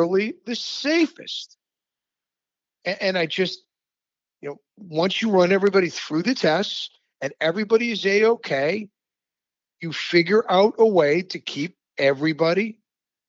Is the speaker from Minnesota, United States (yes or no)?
no; Rochester, New York, United States; my hometown of Rochester